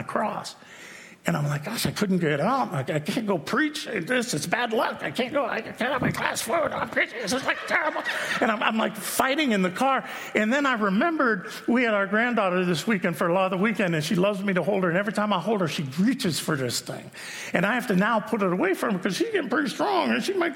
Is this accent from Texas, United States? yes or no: no; Youngstown, Ohio, United States; I'm from Youngstown